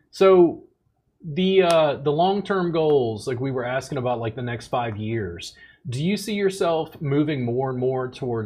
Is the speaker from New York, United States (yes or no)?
no; Baton Rouge, Louisiana, United States; now in Texas, United States; I grew up in Louisiana, so we studied Louisiana history.